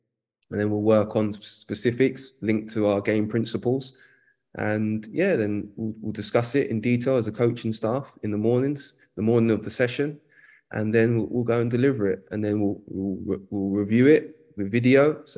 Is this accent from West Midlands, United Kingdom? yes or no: no; London, United Kingdom; also born or lived in Hackney, East London; I grew up in Edmonton, North London.